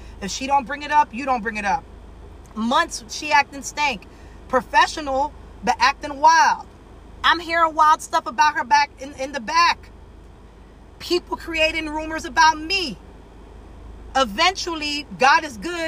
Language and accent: English; Miami, Florida, United States; I'm from Miami